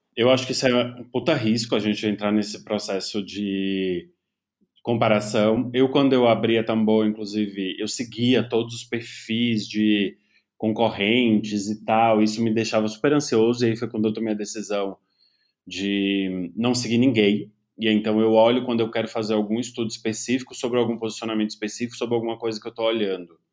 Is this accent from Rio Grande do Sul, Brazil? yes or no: no; interior of Bahia, Brazil; eu não vim de uma classe média alta, mas vim de uma classe média do interior da Bahia